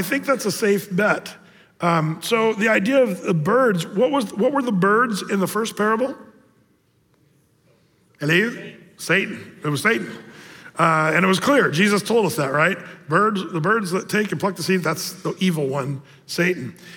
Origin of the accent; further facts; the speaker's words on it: Southern Oregon, United States; moved away; in Oregon, Southern Oregon, where I grew up